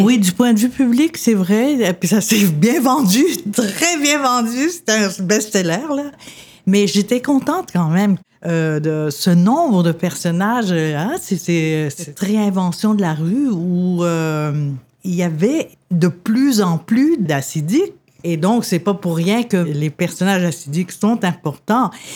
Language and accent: French; Quebec, Canada; also born or lived in Lebanon; je suis Québécoise, je suis plus Québécoise que beaucoup de monde